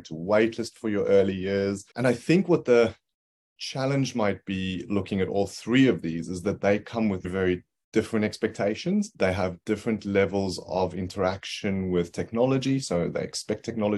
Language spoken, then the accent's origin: English; South Africa; moved away as an adult; now in Brisbane, Australia; I am originally from South Africa, though. I grew up across a couple of cities in South Africa as a kid and then left after university